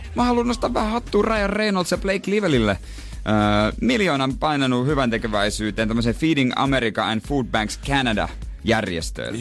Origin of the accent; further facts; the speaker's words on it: Seinäjoki, South Ostrobothnia, Finland; now in Helsinki, Finland; ymmärsin sitten, että se oli vaan niinku meillä päin